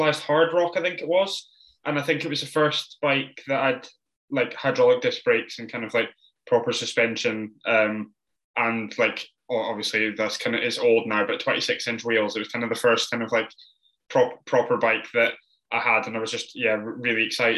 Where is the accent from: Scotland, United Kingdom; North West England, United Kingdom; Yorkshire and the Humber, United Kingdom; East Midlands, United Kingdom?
Scotland, United Kingdom; the Borders; I grew up in the Borders